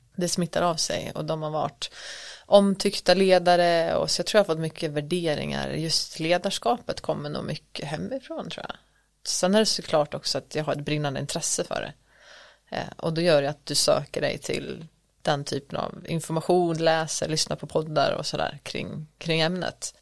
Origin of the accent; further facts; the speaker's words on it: Borlänge, Dalarna County, Sweden; moved away as an adult; also born or lived in Stockholm / Paris; Född och uppväxt i Borlänge, mm. Dalarna